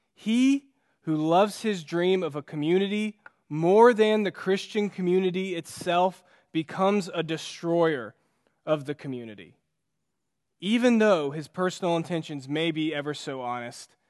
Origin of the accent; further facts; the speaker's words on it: United States; as an American